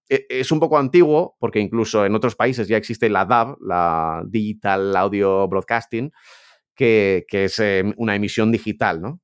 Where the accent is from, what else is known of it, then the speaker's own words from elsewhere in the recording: Pamplona, Navarre, Spain; yo que soy de Pamplona